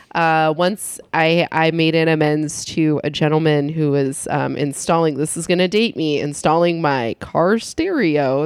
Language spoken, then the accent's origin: English; San Luis Obispo County, California, United States; I'm from San Luis Obispo County